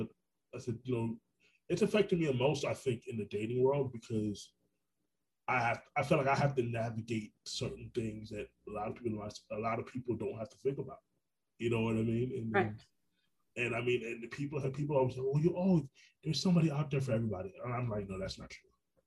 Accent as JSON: {"language": "English", "town": "Orlando", "region": "Florida", "country": "United States", "tie": "born or raised there", "also_born_or_lived": "Brooklyn, New York", "said": "I'm a native New Yorker, but I'm a Florida. I grew up in Orlando."}